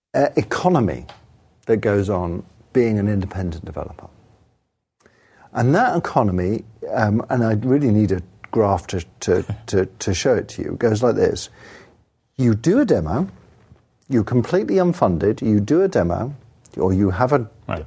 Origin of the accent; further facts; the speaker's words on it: England, United Kingdom; I'm English